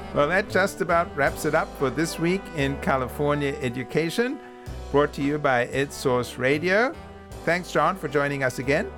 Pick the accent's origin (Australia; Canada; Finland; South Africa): South Africa; moved away; I'm from South Africa